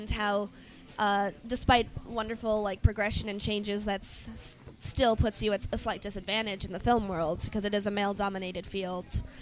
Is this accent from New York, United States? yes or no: no; Chicago, Illinois, United States; No, no, I'm from Chicago.